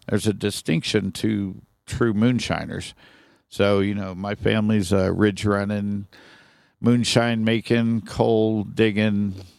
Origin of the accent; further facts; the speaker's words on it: Sharonville, Ohio, United States; now in Flagstaff, United States; born and raised in Cincinnati, Ohio, a little town called Sharonville, right outside Cincinnati